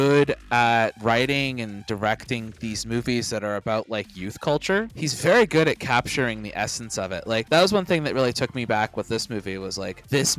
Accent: Daytona Beach, Florida, United States; I grew up in the Daytona Beach area

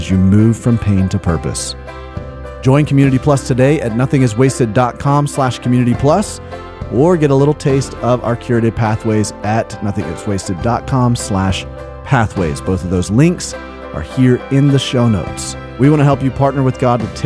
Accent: Birmingham, Alabama, United States; moved away; also born or lived in South Carolina; I grew up in Birmingham

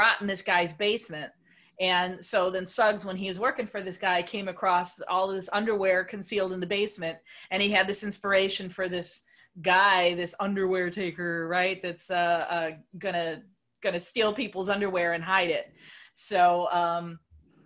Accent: United States; as an American

